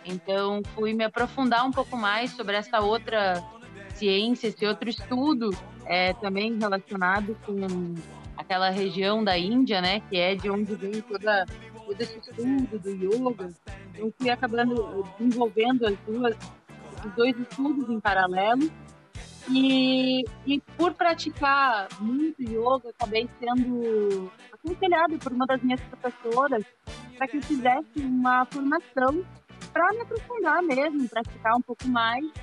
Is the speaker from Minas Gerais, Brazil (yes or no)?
no; Rio Grande do Sul, Brazil; moved away as an adult; now in Rio de Janeiro, Brazil; eu sou gaúcha, é, mas moro aqui no Rio já há oito anos.